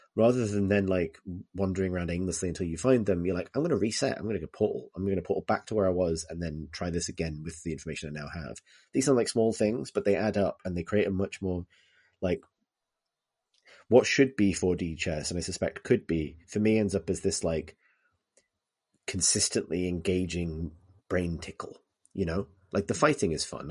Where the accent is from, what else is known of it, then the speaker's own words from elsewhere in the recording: Liverpool, North West England, United Kingdom; when I was growing up in Liverpool